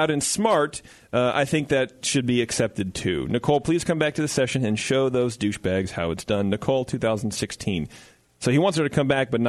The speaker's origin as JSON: {"language": "English", "region": "West Virginia", "country": "United States", "said": "By the way, I'm from West Virginia, which is the same state as Sarah 36C, whoever remembers that woman."}